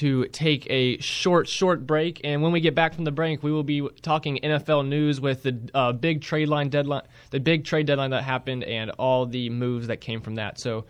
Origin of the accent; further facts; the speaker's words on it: Rock Hill, South Carolina, United States; I am from Rock Hill.